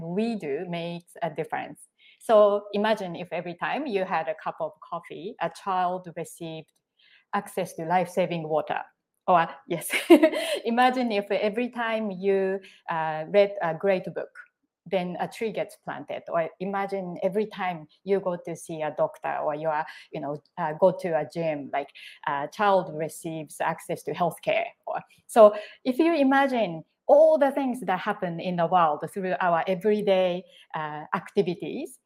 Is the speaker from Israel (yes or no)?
no; Japan; now in Singapore; when I was growing up, and I was a very shy and quiet child in Japan